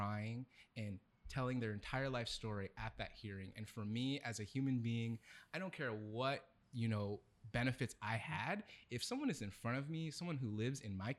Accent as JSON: {"language": "English", "town": "Vallejo", "region": "California", "country": "United States", "tie": "born or raised there", "moved": "as an adult", "lives_now": "Sacramento, United States", "said": "growing up in Vallejo"}